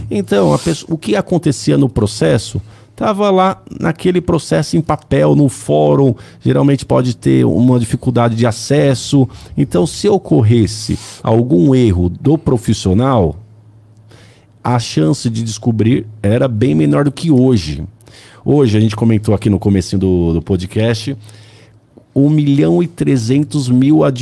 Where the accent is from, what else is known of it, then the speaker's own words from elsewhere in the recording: São Bernardo do Campo, São Paulo, Brazil; Nasci em São Bernardo, moro em São Bernardo, estudei em São